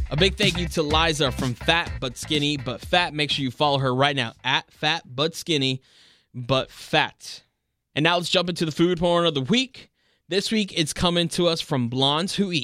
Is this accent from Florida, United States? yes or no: yes; Miami, Florida, United States; born and raised in Miami, just like me